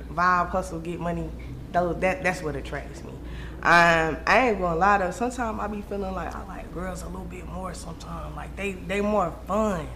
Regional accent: Raleigh, North Carolina, United States; I'm from Raleigh, North Carolina

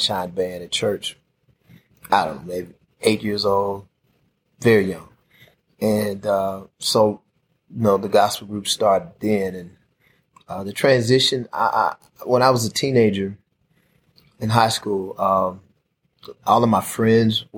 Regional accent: Jackson, Mississippi, United States; I was born and raised in Southwest Jackson

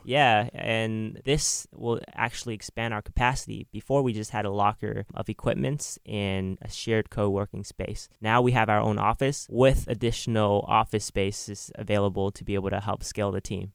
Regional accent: Oakland, California, United States; Growing up in Oakland, uh, I learned a lot about technology at a young age

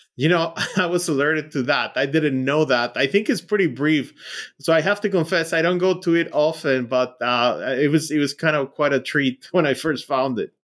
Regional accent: Mexico; moved away as an adult; now in United States; I grew up in Mexico

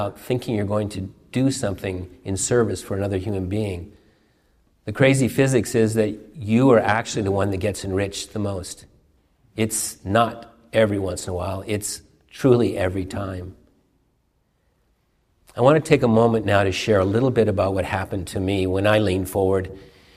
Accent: Seattle, Washington, United States; I grew up on Queen Anne and worked downtown Seattle

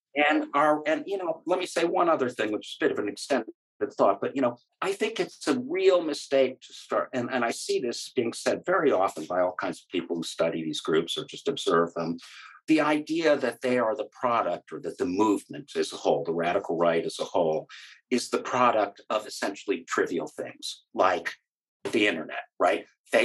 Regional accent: Greece; my God, I grew up partly in Greece. It's the most wonderful country.

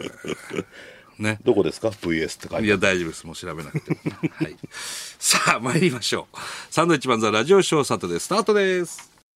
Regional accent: Sendai, Miyagi, Japan; moved away as an adult; now in Tokyo, Japan; 僕らが、まあ、仙台から上京して

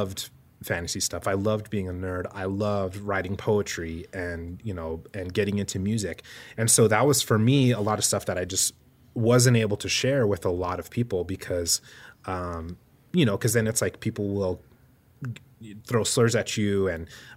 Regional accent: New Mexico, United States; I grew up in New Mexico

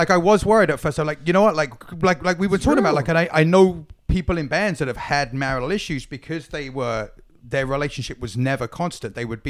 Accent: London, United Kingdom; moved away as an adult; also born or lived in New York; now in Signal Hill, United States; I've always been a city kid. Like I grew up hanging out in London and then obviously lived in New York for 17 years.

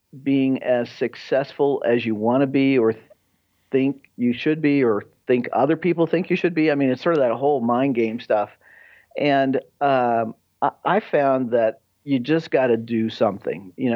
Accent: United States; I grew up outside of Kansas City and, you know, Midwestern

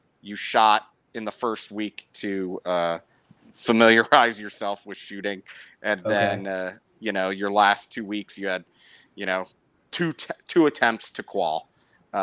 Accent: outside Chicago, Illinois, United States; moved away; I grew up outside Chicago, about 40 miles, 50 miles outside Chicago

